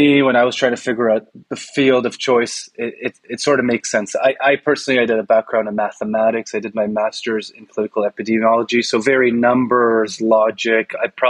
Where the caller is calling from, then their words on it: Toronto, Ontario, Canada; I'm talking from Toronto, home of the Toronto Raptors.